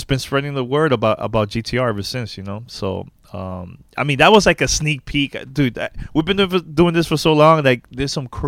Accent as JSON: {"language": "English", "town": "New York City", "region": "New York", "country": "United States", "tie": "born or raised there", "said": "I'm from originally from New York City, born and raised in Uptown, Manhattan"}